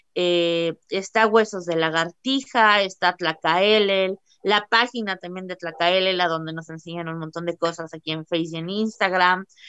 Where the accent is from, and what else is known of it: Mexico